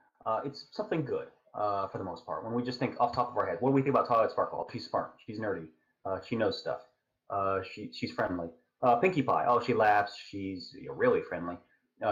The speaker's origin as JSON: {"language": "English", "country": "United States", "said": "I'm an American"}